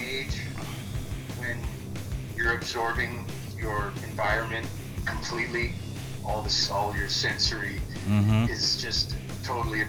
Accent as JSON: {"language": "English", "town": "Palm Desert", "region": "California", "country": "United States", "tie": "born or raised there", "also_born_or_lived": "La Quinta, California", "said": "We moved into Ponder in 77 from La Quinta, which was even an even smaller desert town about 8 miles away"}